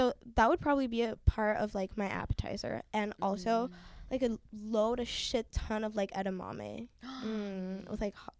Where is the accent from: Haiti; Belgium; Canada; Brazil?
Haiti; moved away; also born or lived in Miami; I'm from the Caribbean. Shout out Haiti. That's where I'm from. Well, I was born in Miami, but then I moved to Haiti. So, like, I'm from Haiti, in my opinion.